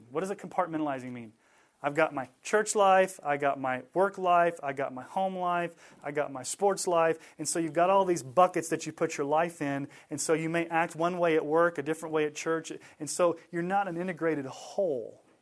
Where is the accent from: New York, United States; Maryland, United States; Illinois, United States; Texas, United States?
Texas, United States; moved away as an adult; also born or lived in Colorado Springs, Colorado; I grew up in Texas